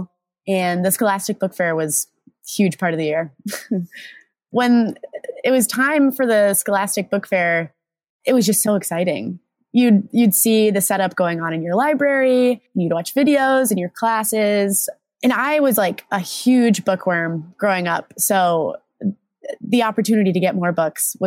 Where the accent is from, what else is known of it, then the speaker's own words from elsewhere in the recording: Omaha, Nebraska, United States; I'm originally from Omaha, Nebraska, and I went to a Catholic school